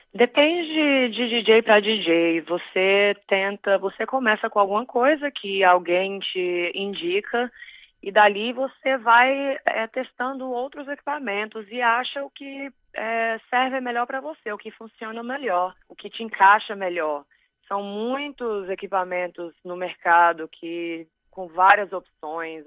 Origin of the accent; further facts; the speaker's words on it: Brazil; moved away; eu sou brasileira